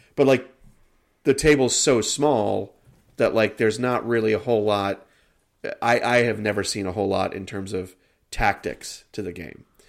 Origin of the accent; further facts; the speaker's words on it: United States; I am an American